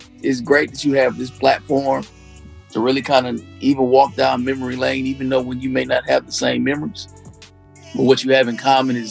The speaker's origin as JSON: {"language": "English", "town": "Detroit", "region": "Michigan", "country": "United States", "tie": "born or raised there", "also_born_or_lived": "Alabama", "moved": "yes", "said": "Born and raised in Detroit. Dad went to Chadsey. My mom's from Alabama, fellow HBCU graduate as well. Right after college, she moved to Detroit, met my dad."}